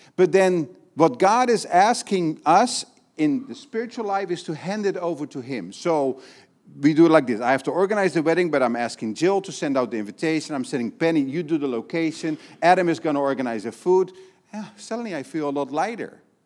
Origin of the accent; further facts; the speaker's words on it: Netherlands; now in Brazil; I'm from Holland